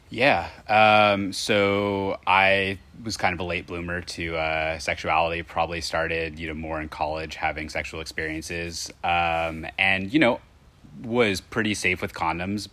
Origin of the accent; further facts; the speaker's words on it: Indiana, United States; I'm from Indiana